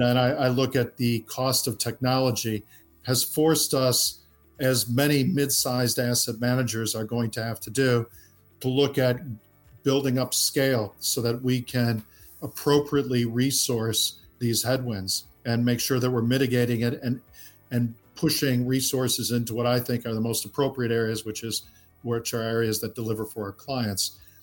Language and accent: English; Midwest, United States; now in London, United Kingdom; we grew up in the Midwest in the United States